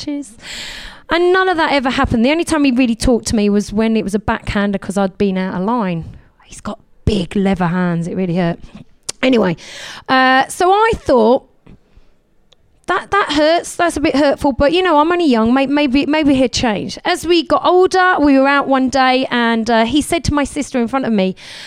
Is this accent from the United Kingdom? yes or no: yes; Essex, East of England, United Kingdom; I come from Essex